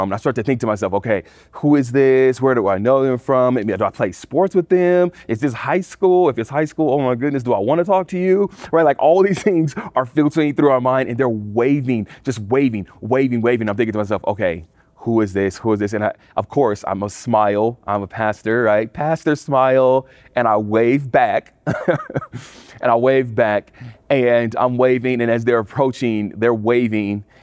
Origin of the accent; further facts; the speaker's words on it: California, United States; now in Colorado, United States; I come from California, I moved to Colorado.